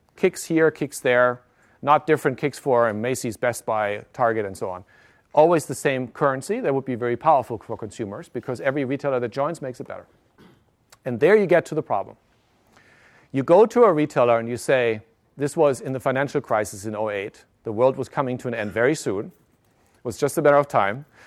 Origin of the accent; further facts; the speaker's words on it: Germany; moved away; also born or lived in Japan; I live, I grew up in Germany